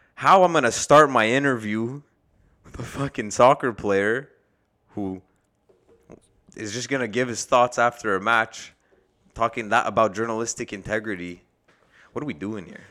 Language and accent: English; Canada; we're from Canada